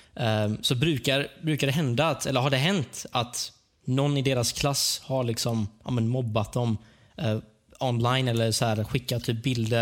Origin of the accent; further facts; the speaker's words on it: Sweden; jag är ju född här i Sverige, men alltså, min släkt är ju så från Iran